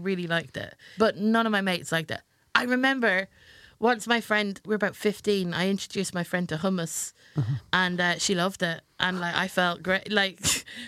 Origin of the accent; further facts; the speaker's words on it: Ireland; now in England; I was born in England and I moved over to Ireland when I was 6 years old.